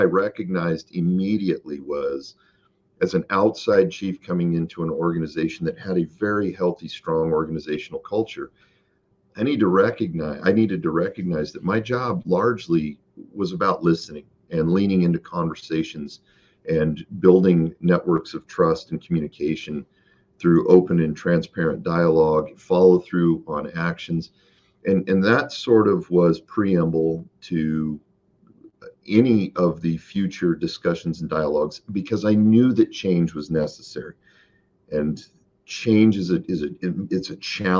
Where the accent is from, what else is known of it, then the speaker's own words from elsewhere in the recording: Boise, Idaho, United States; moved away; also born or lived in Tucson, Arizona; home for me, and home is Idaho. I was born in Boise.